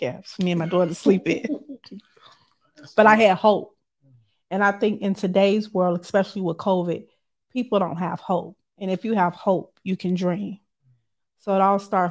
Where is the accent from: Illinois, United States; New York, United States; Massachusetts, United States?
Illinois, United States; Chicago; I'm from the South Side of Chicago